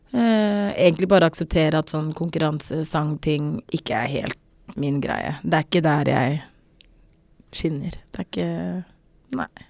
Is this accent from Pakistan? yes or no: no; South Africa; moved away as an adult; also born or lived in Norway; now in Oslo, Norway; jeg bodde i Sør-Afrika i, i ti år